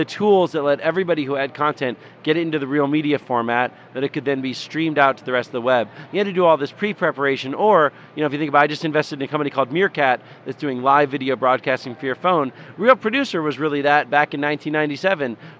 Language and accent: English; Tacoma, Washington, United States; I grew up in Tacoma, which is near Seattle.